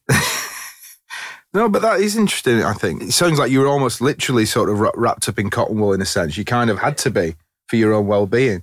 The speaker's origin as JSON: {"language": "English", "town": "Leigh", "region": "North West England", "country": "United Kingdom", "said": "I come from Lee, Lancashire"}